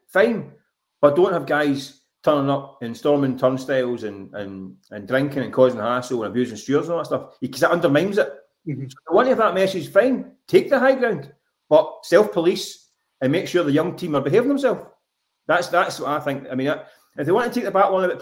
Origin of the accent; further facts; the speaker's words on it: Glasgow, Scotland, United Kingdom; I grew up in Glasgow